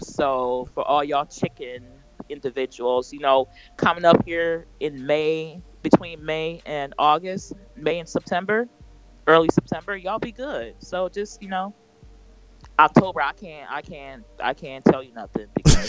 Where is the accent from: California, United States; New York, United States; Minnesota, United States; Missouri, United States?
Minnesota, United States; I'm a Minnesotan. You know, I'm a Liberian Minnesotan